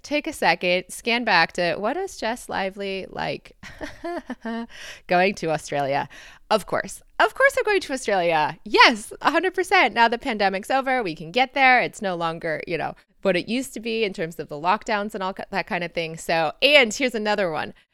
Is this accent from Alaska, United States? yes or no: no; Michigan, United States; accent: American; moved away as an adult; also born or lived in Detroit, Michigan / London / Lisbon; growing up in Michigan